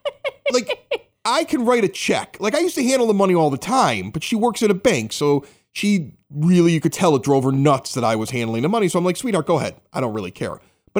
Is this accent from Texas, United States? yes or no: no; Chicago, Illinois, United States; moved away as an adult; now in Evergreen Park, United States; I was a young kid. I grew up in St. Denis Parish, Ashburn neighborhood, about 80th and Spaulding in Chicago. Okay, moved here. I've been here for the last 15 years.